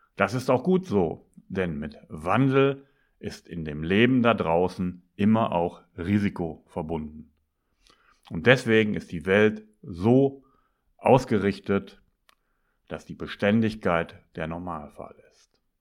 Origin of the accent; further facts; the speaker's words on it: Northern Germany, Germany; also born or lived in Bremen; als Norddeutscher bin ich das gewohnt